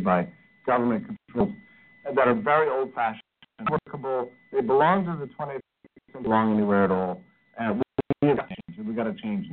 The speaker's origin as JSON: {"language": "English", "country": "United States", "said": "as an American"}